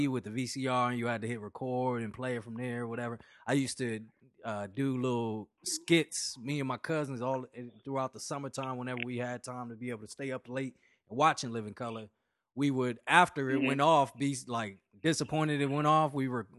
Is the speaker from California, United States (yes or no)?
yes; Los Angeles, California, United States; Yeah, the life of somebody growing up on the West Coast in L.A. You get to experience those type of things at a very young age.